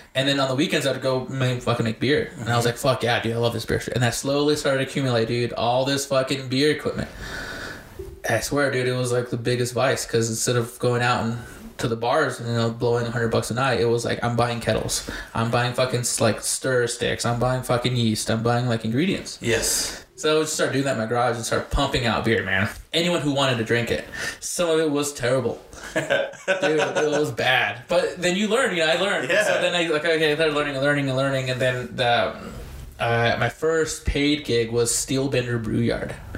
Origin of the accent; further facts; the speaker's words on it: Bernalillo, New Mexico, United States; also born or lived in Compton, California / Albuquerque, New Mexico; we grew up here in Bernalillo